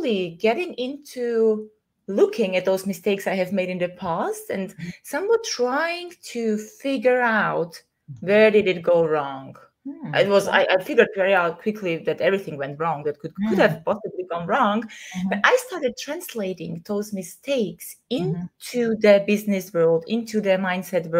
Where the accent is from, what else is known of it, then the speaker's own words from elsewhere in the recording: Vienna, Austria; moved away as an adult; now in Greece; So I left my hometown. I left the society I was trying to live. Where? Vienna, Austria, in Europe.